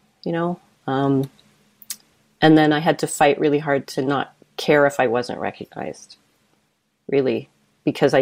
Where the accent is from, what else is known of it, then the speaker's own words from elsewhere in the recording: Calgary, Alberta, Canada; growing up in Calgary in the, you know, up until the 90s, early 2000s, it was like it's a predominantly white place